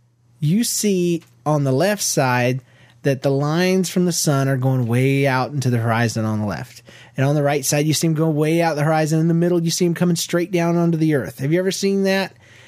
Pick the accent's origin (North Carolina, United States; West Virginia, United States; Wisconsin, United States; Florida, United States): Florida, United States; also born or lived in Georgia; We're from Florida and Georgia originally, where it actually makes sense to be tan.